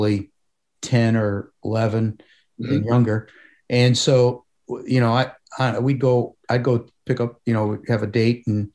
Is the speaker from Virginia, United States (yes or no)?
no; Parma, Ohio, United States; growing up in Parma, where I grew up